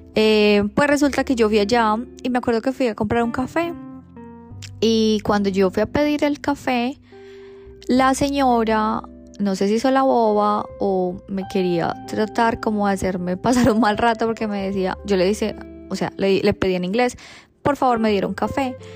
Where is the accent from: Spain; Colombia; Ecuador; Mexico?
Colombia; moved away as an adult; now in Australia; nací en Colombia porque me tocó nacer o porque lo escogí